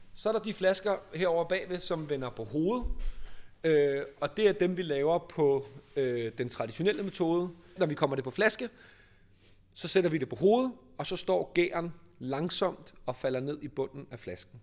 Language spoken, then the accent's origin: Danish; Copenhagen, Capital Region of Denmark, Denmark; Og vi er baseret i København, og er født og opvokset i København